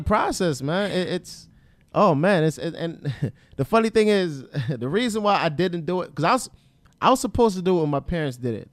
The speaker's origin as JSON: {"language": "English", "town": "Atlantic City", "region": "New Jersey", "country": "United States", "said": "I'm from Atlantic City area, Atlantic City, Pleasantville, a Egg Harbor. That's that's where I'm from originally"}